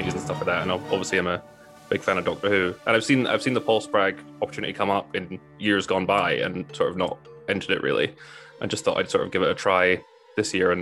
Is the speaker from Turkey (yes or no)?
no; North Berwick, Scotland, United Kingdom; now in Preston, United Kingdom; that's where I'm from, just outside Edinburgh